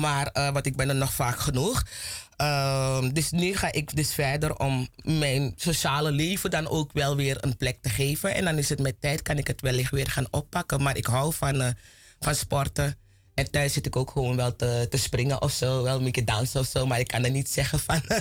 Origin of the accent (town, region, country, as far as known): Plantation Zorg en Hoop?, Commewijne, Suriname